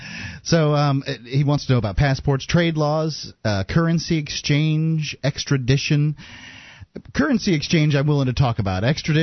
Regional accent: New Hampshire, United States; I'm originally from New Hampshire.

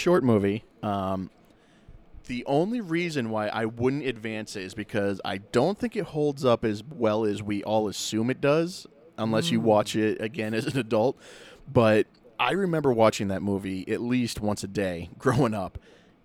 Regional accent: New Hampshire, United States; Growing up in New Hampshire

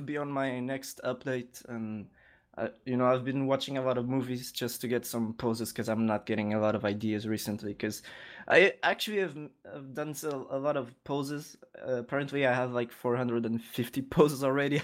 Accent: Lisbon, Portugal; I was born in Lisbon and I currently li-, live here

